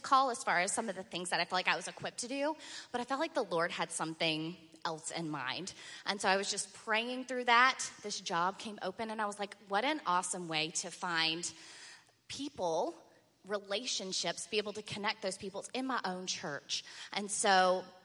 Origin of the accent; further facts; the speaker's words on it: Virginia Beach, Virginia, United States; I was born and raised in Virginia Beach, Virginia